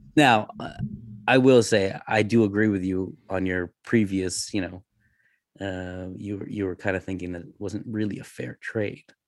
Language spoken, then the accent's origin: English; Canada; I'm Canadian.